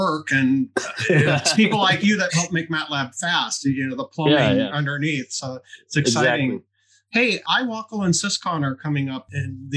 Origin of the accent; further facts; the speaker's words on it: Detroit, Michigan, United States; I grew up around Detroit